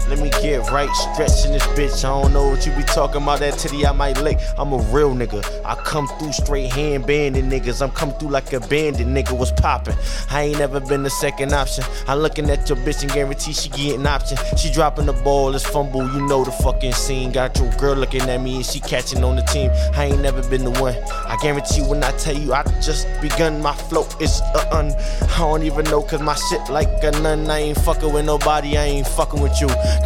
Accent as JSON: {"language": "English", "town": "New York City", "region": "New York", "country": "United States", "tie": "born there", "said": "I was born in New York."}